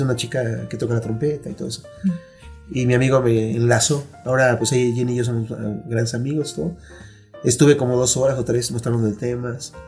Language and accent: Spanish; Mexico City, Mexico; yo eh, nací aquí, en la Ciudad de México